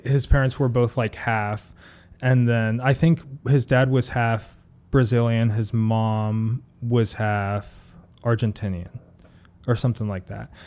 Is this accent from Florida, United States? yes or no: no; Ohio, United States; moved away; I'm from Ohio originally